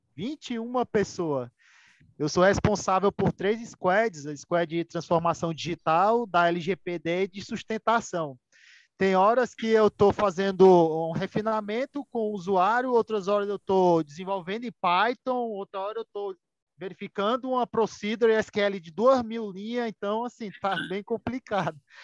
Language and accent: Portuguese; Ceará, Brazil; sou aqui do estado do Ceará